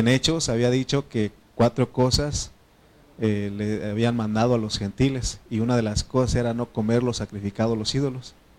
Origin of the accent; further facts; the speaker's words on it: Oaxaca, Mexico; Spanish is a second language; moved away; Oaxaca, ahí donde, donde, donde está mi mamá, donde yo nací